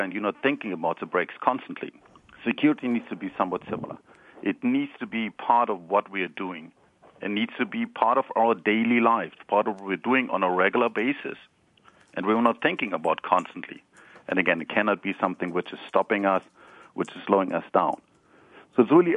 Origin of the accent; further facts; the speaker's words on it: Germany; accent: German; English is a second language; now in Palo Alto, United States; I'm, originally, as you might recognize from my accent, I'm German.